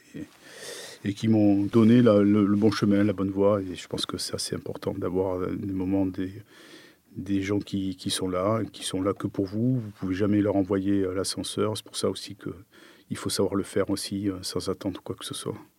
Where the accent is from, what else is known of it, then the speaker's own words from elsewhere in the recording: Pompey, Grand Est, France; moved away; je suis né à côté de Nancy, à Pompée.